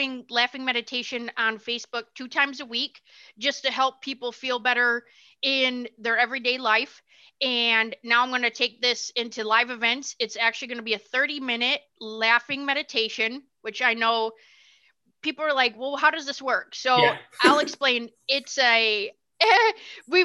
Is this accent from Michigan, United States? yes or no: yes; Michigan, United States; moved away as an adult; now in Tennessee, United States; I'm originally from Michigan. We live in Tennessee right now